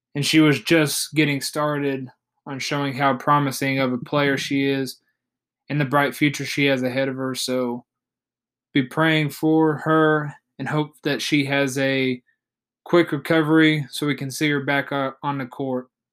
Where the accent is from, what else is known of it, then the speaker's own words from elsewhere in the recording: Oklahoma City, Oklahoma, United States; my hometown team, the Oklahoma City Thunder